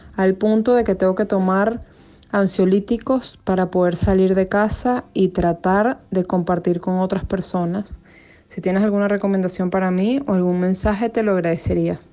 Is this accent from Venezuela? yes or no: yes; Venezuela; Yo soy venezolana, tengo 36 años